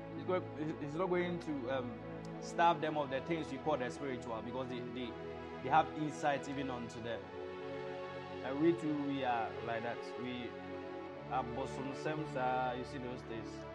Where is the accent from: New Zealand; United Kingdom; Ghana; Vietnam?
Ghana; Ashanti; i'm in ghana i was born in in very amazing part of Ghana, um, in Ashanti region